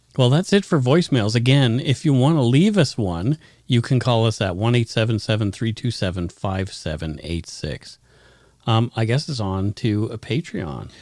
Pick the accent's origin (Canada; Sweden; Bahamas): Canada; accent: Canadian